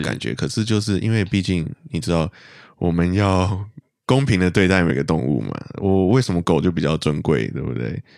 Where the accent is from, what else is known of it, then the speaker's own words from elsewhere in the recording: Malaysia; 我们马来西亚人